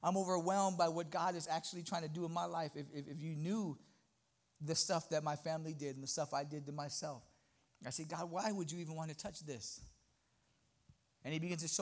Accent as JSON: {"language": "English", "town": "Los Angeles", "region": "California", "country": "United States", "also_born_or_lived": "New York", "moved": "yes", "lives_now": "Texas, United States", "said": "I'm originally from Los Angeles, moved to New York, and I moved to Texas"}